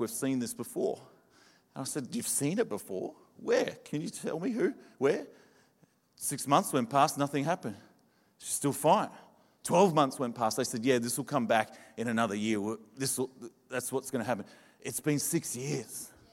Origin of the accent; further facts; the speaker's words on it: Adelaide, South Australia, Australia; moved away; also born or lived in Victoria; I'm from Adelaide, born in, in, in Adelaide, born and bred in the desert and uh, I saw the light over in Victoria and moved